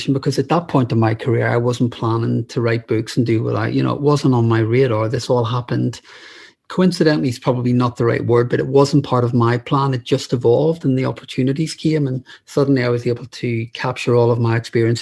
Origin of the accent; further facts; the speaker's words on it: Northern Ireland, United Kingdom; moved away as an adult; now in London, United Kingdom; I grew up in Northern Ireland during the Troubles